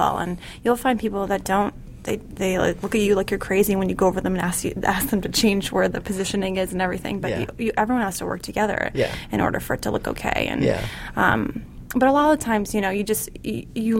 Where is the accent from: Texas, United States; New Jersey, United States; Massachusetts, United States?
Massachusetts, United States; Boston; moved away as an adult; I'm from the Boston area, so I went and worked for fashion designers in Boston